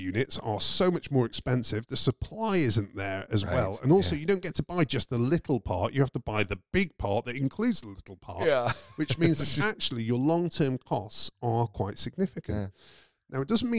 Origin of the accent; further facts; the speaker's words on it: United Kingdom; I'm British